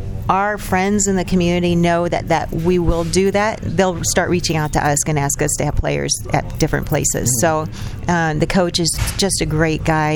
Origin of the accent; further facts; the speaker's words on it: Eldridge, Iowa, United States; I was born and raised in Eldridge